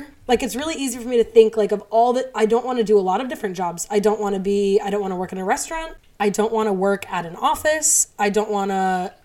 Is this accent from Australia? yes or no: no; United States